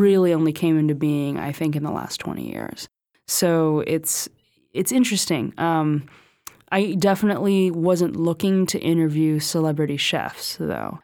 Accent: California, United States; I grew up in California

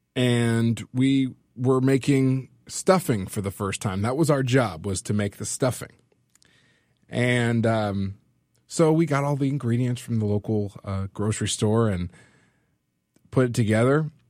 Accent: California, United States; now in Lexington, United States; I'm originally from California

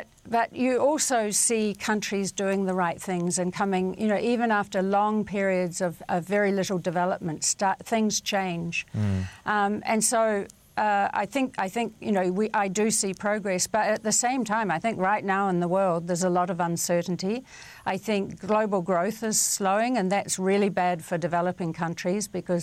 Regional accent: New Zealand; growing up in New Zealand

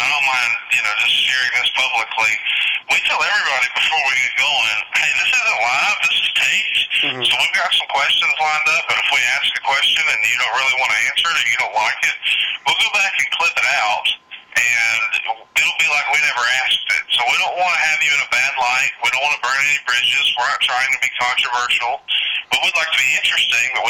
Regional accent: Alabama, United States; I'm obviously being from Alabama, I'm really into football

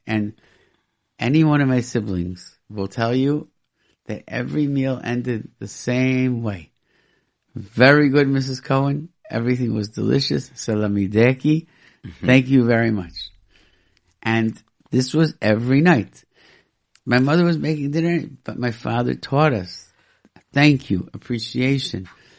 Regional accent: Rochester, New York, United States; when I grew up in Rochester, New York, there were no kosher restaurants at all.

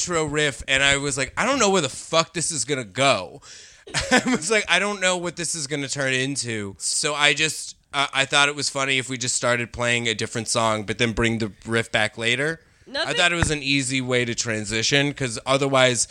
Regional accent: Colorado, United States; I'm from Colorado.

